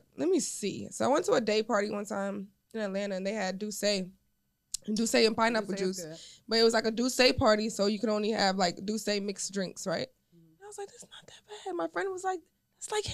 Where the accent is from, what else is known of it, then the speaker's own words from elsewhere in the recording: Jamaica; I'm from Jamaica